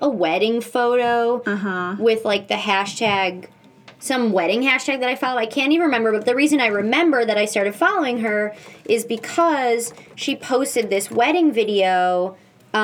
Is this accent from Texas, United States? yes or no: no; Michigan, United States; now in New York, United States; I'm from Michigan